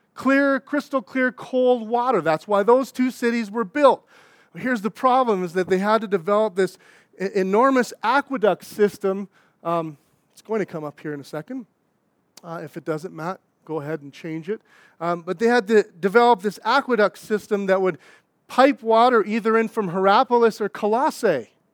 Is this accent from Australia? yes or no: no; Saskatchewan, Canada; moved away; I'm from Saskatchewan